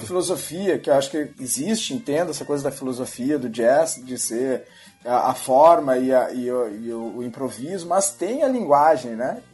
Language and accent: Portuguese; Porto Alegre, Rio Grande do Sul, Brazil; eu sou natural de Porto Alegre, gaúcho da, da turma